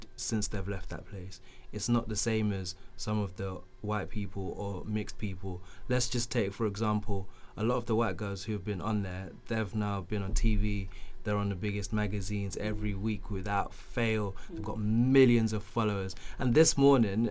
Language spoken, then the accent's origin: English; Canterbury, South East England, United Kingdom; also born or lived in Zimbabwe; I grew up in Canterbury